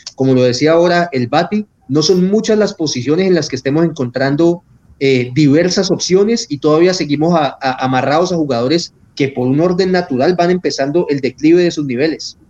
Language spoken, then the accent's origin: Spanish; Colombia; aquí en Colombia nos está costando entenderlo